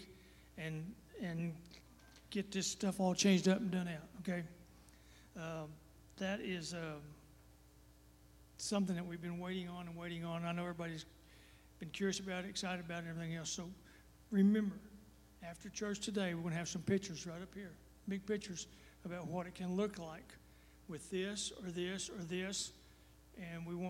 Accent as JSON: {"language": "English", "region": "Texas", "country": "United States", "said": "I am from Texas"}